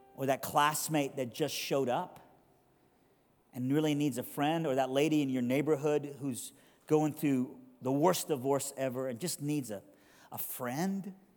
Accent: Iran; now in Durham, United States; a missionary from Iran

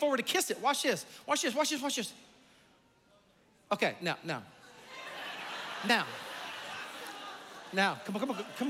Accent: South Carolina, United States; I grew up in South Carolina

